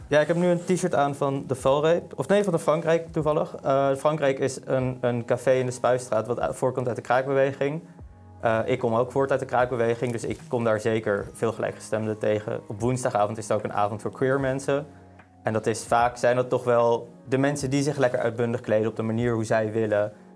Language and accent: Dutch; Amsterdam, North Holland, Netherlands; ik kom uit Amsterdam. Ik ben geboren en getogen Amsterdammer.